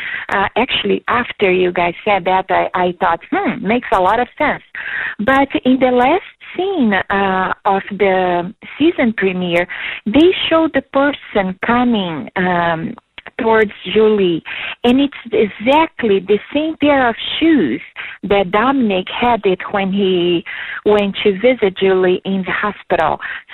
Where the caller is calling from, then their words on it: Chicago, Illinois, United States; I'm calling from Chicago